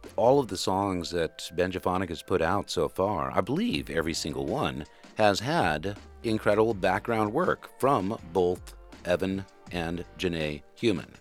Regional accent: Western Kentucky, United States; I'm from Western Kentucky, so it's, if you don't order iced tea, it's sweet tea

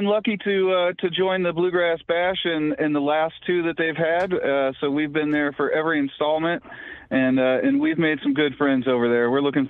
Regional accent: St. Louis, Missouri, United States; now in Colorado, United States; I grew up in South St. Louis City. You know, a big portion of my life was spent in the city.

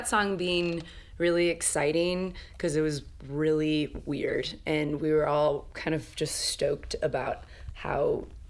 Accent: Dixon, Illinois, United States; now in Chicago, United States; We all live in Chicago, but we grew up in... I grew up in Dixon, Illinois.

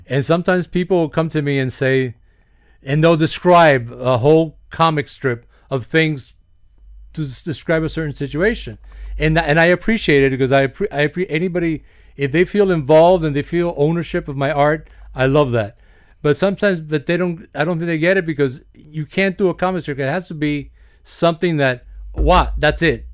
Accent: Miami, Florida, United States; also born or lived in New York / Union City, New Jersey; I grew up in Little Havana in the sixties, seventies, and eighties

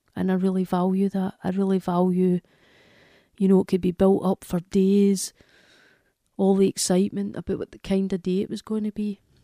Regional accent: Glasgow, Scotland, United Kingdom; from Glasgow in Scotland

